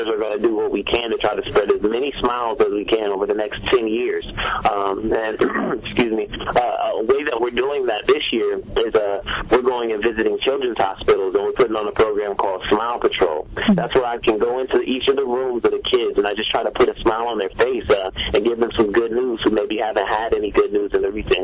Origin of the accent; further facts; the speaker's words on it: Columbus, Ohio, United States; I'm from Columbus, Ohio